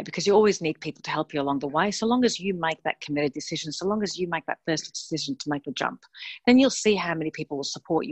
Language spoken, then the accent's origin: English; Australia; also born or lived in Melbourne, Australia / Sydney, Australia; I'm from Australia